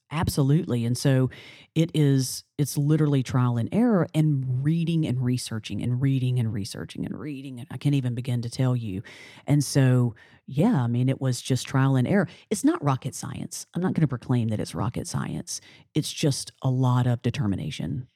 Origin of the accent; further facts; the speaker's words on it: Alabama, United States; now in New Orleans, United States; I'm from Alabama, a little small town in Alabama